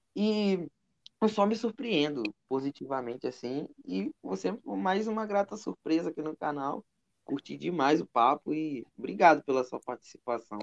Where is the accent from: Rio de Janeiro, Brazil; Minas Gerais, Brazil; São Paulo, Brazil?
Rio de Janeiro, Brazil; Nova Iguaçu; Eu sou da, eu sou da Baixada, sou de Nova Iguaçu